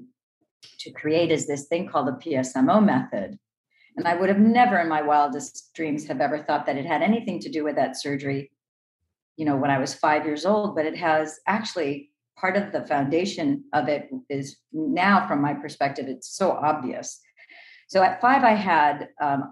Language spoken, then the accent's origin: English; Los Angeles, California, United States; I was born in Los Angeles, California, the city of the angels